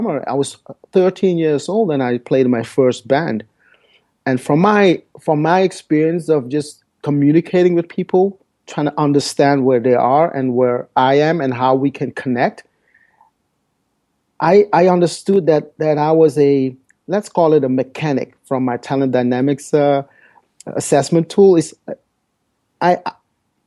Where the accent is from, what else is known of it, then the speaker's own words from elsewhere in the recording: Paramaribo, Paramaribo District, Suriname; first language Dutch; English is a second language; now in Netherlands; my story started in South America 51 years ago. I was born in Paramaribo, Suriname